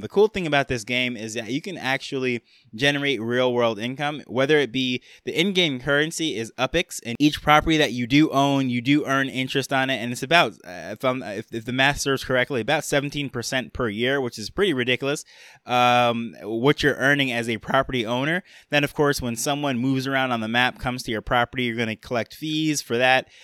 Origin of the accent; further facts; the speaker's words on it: New York, United States; I grew up in New York.